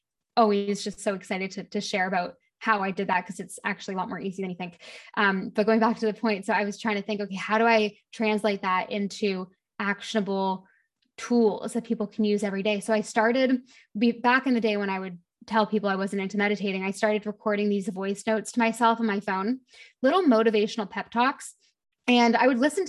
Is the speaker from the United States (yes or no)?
no; Canada; moved away as an adult; also born or lived in London, United Kingdom; now in Bahamas; I actually live in the Bahamas right now, but I'm originally Canadian, lived in London for most of my early 20s